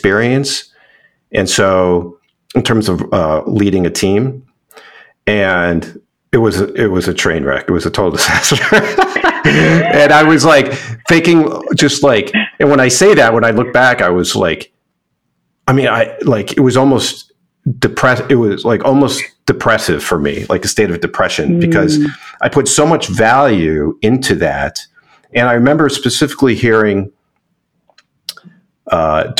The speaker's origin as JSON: {"language": "English", "town": "Chicago", "region": "Illinois", "country": "United States", "tie": "born or raised there", "said": "I was raised in Chicago, suburb of Chicago"}